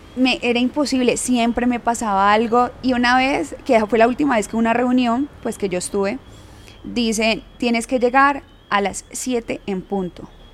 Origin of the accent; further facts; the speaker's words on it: Yumbo, Valle del Cauca, Colombia; yo soy de Jumbo